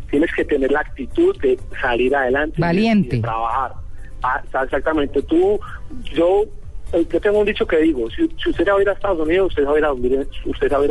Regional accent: Colombia; como yo pienso que como muchos colombianos cuando nos vamos siempre como que queremos volver, ¿no?

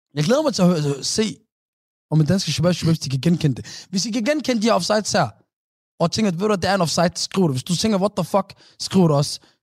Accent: Somalia; vores somaliske folk

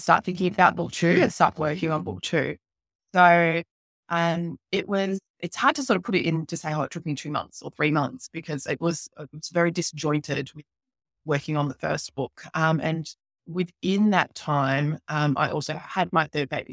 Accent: Townsville, Queensland, Australia; my hometown where I'm living now, which is up in, uh, North Queensland in Townsville

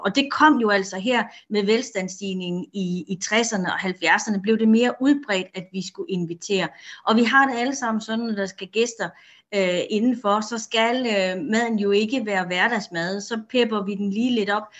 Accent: Denmark; vi danskere

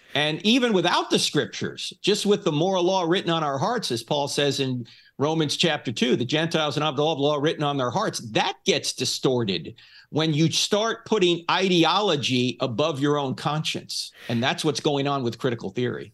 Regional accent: New Jersey, United States; moved away; I'm originally from New Jersey

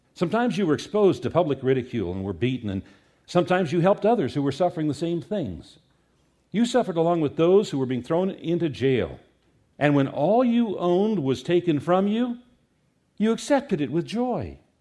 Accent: United States; we as American Christians

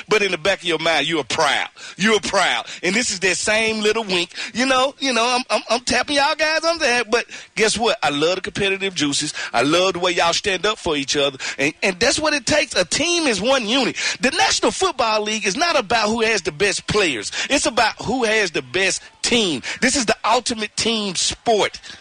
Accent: Mississippi, United States; I'm from Mississippi.

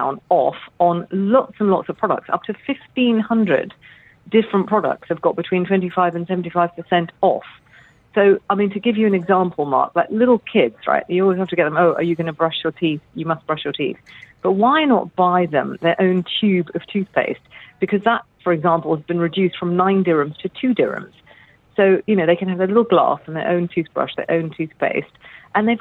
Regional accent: London, United Kingdom; moved away as an adult; now in Dubai, United Arab Emirates; I was born and brought up in London

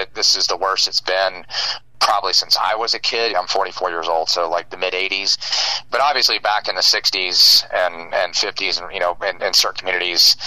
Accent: Uvalde, Texas, United States; I was born and raised in Uvalde

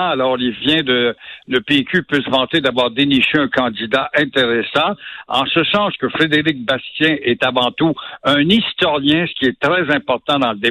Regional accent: Quebec, Canada

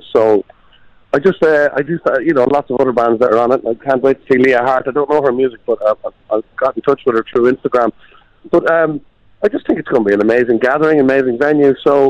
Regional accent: Ireland; Well, I have to say, going away, it's probably more exciting than being in Ireland

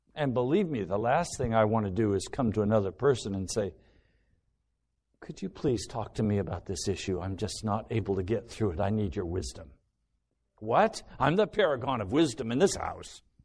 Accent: United States; everything I've been taught as an American

